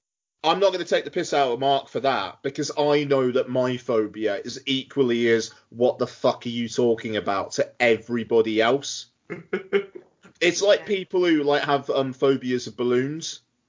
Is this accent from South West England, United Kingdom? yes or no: yes; South West England, United Kingdom; born or raised there